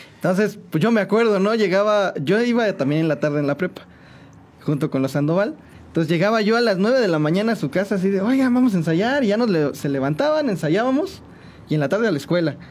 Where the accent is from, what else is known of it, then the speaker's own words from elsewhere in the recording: San Juan del Río, Querétaro, Mexico; also born or lived in Mexico City; yo nací en Santiago de Querétaro, pero toda mi familia y toda la vida me la he pasado aquí en San Juan del Río, que este es, mi pueblo, mi, mi pueblo natal, mi ranchito